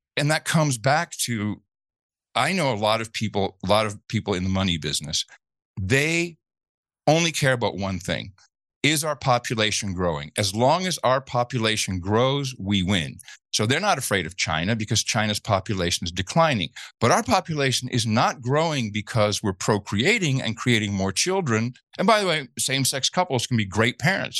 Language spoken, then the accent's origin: English; Netherlands; moved away; I grew up in the Netherlands